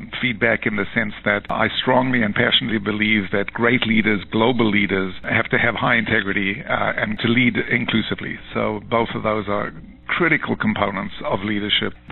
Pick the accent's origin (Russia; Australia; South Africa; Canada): South Africa; moved away as an adult; also born or lived in United Kingdom; now in New York, United States; I'm South African originally. I left South Africa as a young man under the apartheid system